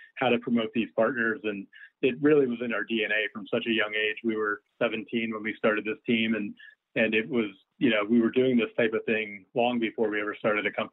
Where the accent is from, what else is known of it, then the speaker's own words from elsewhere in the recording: New York, United States; I grew up in New York, I had to wait until I was 14 to get my working papers